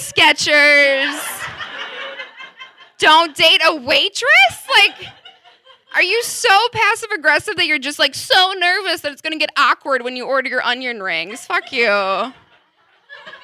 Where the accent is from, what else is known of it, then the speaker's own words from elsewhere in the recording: Wisconsin, United States; I'm from Wisconsin